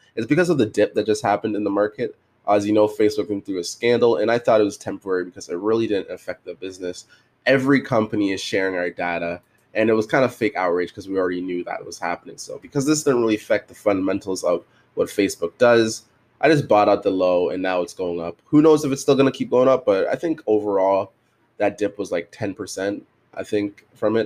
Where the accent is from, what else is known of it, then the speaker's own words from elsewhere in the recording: Canada; I'm Canadian